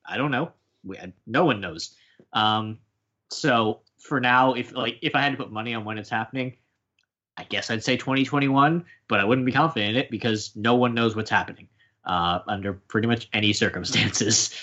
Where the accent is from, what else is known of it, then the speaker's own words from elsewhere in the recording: United States; as an American